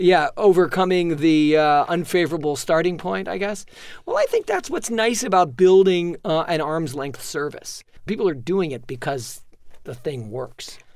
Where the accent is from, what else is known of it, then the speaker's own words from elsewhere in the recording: New York City, New York, United States; I'm a child of Manhattan